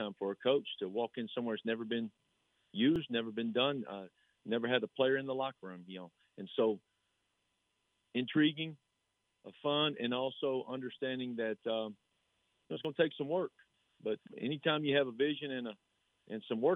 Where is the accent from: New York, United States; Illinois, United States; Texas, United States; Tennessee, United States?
Texas, United States; Slaton; the head football coach of in my hometown and for the school that I was assistant at and a school that I played for